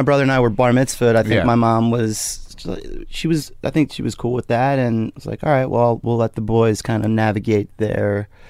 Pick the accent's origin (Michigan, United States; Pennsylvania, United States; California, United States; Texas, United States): Pennsylvania, United States; Langhorne; moved away; also born or lived in New York; Pennsylvania. I grew up in Bucks County, Pennsylvania.